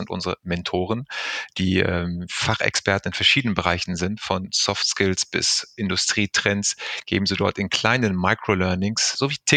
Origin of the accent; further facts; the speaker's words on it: Recklinghausen, North Rhine-Westphalia, Germany; born there; nach einer kurzen Weltreise der letzten Jahre hat es mich zurückverschlagen in meinem Geburtsort hier mitten im Ruhrgebiet